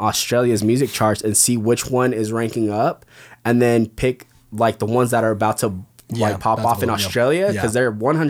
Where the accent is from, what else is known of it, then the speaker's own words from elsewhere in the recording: West Covina, California, United States; I grew up in West Covina.